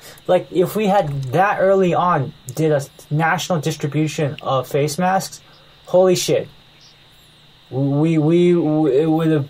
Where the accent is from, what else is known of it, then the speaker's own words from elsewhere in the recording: United States; moved away; also born or lived in Taiwan; As an American